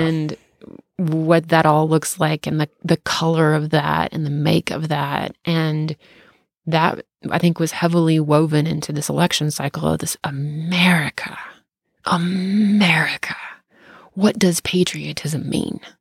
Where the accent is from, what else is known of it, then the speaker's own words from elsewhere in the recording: the South, United States; accent: southern; I really just am just talking like a southerner right now